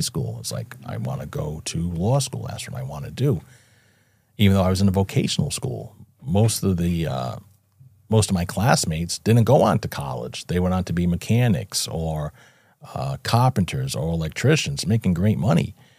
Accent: Fall River, Massachusetts, United States; Born and raised in Fall River, Massachusetts, a small city about an hour south of Boston

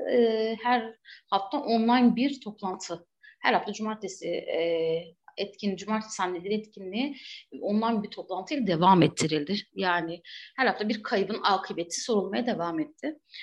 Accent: Batman, Batman Province, Turkey; ben de Batman'da büyüdüm, doğdum, büyüdüm

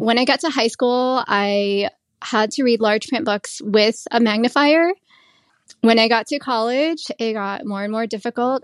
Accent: United States; also born or lived in Thailand / Cambodia / Las Vegas; my family came to the U S. I was just about to turn year, two years old

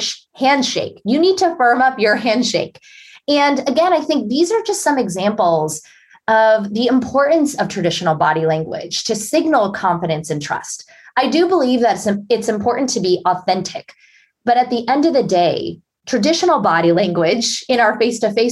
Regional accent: Pittsburgh, Pennsylvania, United States; grew up as a shy and introverted girl in Pittsburgh, Pennsylvania.

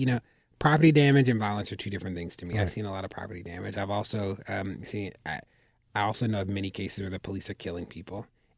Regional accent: Baltimore, Maryland, United States; Then I went back to Baltimore, opened up an academic enrichment center for middle grade

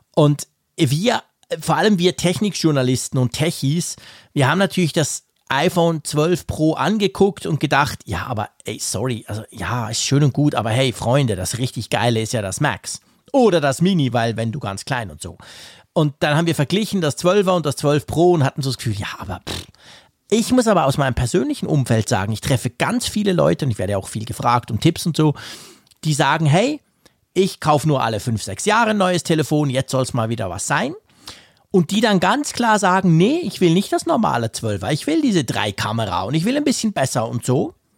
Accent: Switzerland; accent: Swiss German; Ich bin ja gefälligst ein Schweizer, der Schweizerdeutsch spricht

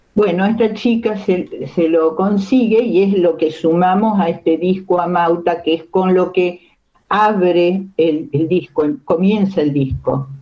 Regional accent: Baradero, Buenos Aires Province, Argentina; moved away; yo soy de Varadero, en Varadero no pasaba muchas cosas

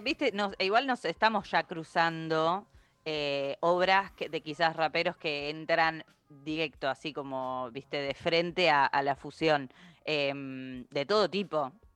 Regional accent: Argentina; nosotros como argentinos

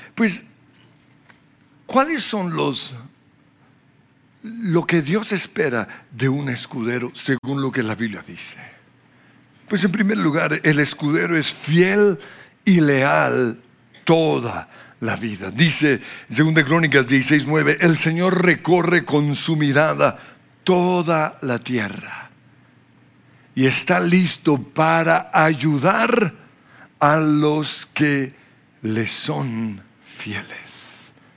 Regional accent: Australia; now in Colombia; Soy australiano porque nací en Australia

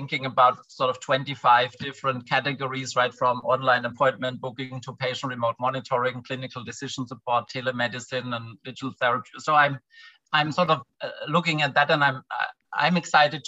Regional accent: a tiny village in the south of Germany, Southern Germany, Germany; also born or lived in London; now in Berlin, Germany; I'm from a tiny village in the south of Germany. It's a 200 people, and it's a very rural place. Now I live in Berlin.

